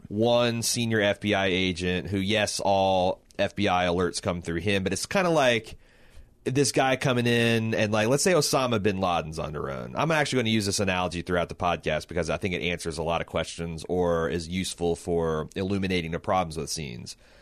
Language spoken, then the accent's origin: English; Indianapolis, Indiana, United States; we're from Indianapolis